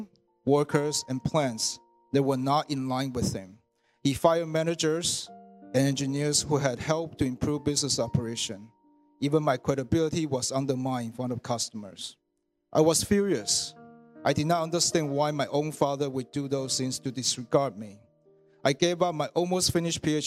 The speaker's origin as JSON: {"language": "English", "country": "Taiwan", "tie": "born or raised there", "moved": "as an adult", "lives_now": "Canada", "said": "I was born in Taiwan, and I came to Canada to study engineering in 1998."}